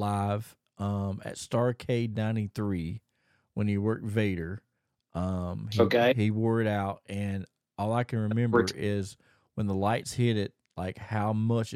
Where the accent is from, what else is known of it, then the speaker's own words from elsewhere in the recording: Thomasville, North Carolina, United States; Thomasville, North Carolina, my hometown where I was originally grew up